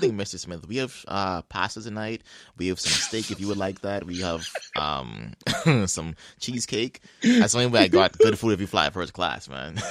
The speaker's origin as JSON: {"language": "English", "country": "Bahamas", "tie": "born or raised there", "moved": "yes", "lives_now": "Halifax, Canada", "said": "I played against him through basketball growing up in the Bahamas."}